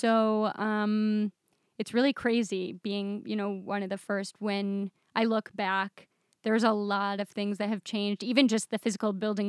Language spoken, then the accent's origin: English; Michigan, United States; moved away as an adult; now in Israel; I grew up in Michigan